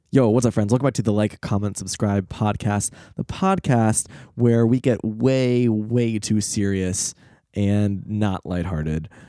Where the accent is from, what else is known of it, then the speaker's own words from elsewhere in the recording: United States; as an American